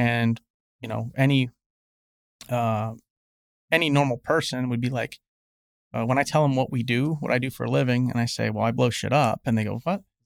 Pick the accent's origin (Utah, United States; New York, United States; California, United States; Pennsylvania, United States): Pennsylvania, United States; moved away as an adult; now in Nashville, United States; I'm a, I'm a guy from Pennsylvania